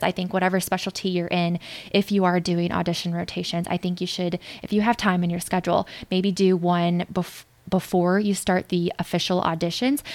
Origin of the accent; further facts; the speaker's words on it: St. Louis, Missouri, United States; moved away as an adult; also born or lived in Joplin, Missouri; now in New York, United States; I grew up in St. Louis, but I went to medical school in Joplin, Missouri